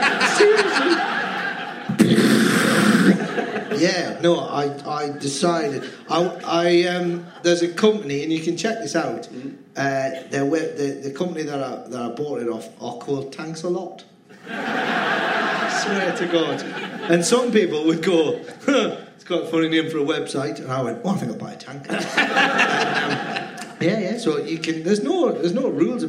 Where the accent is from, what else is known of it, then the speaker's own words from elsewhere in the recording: Cramlington, North East England, United Kingdom; also born or lived in Newcastle upon Tyne; I was born in Newcastle, yeah. And then I grew up in Cramlington